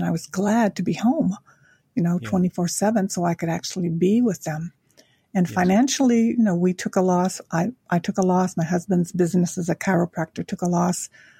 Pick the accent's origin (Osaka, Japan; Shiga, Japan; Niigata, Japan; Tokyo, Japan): Tokyo, Japan; Now, I was born in Japan after the Korean War. My father was in the military, met my Japanese mother there. And throughout my life, I grew up in Tokyo during the Vietnam War.